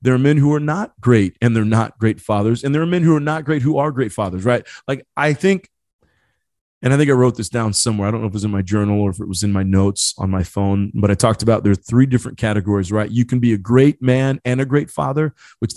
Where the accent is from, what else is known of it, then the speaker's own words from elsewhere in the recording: Marion, Indiana, United States; also born or lived in Ecuador; I was adopted from South America, brought over from Ecuador, brought to a city by the name of Marion in the state called Indiana, the Hoosier state